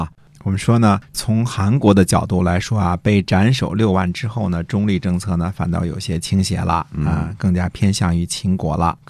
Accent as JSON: {"language": "Chinese", "country": "China", "said": "这就是你看，我们中国人读李白一句说"}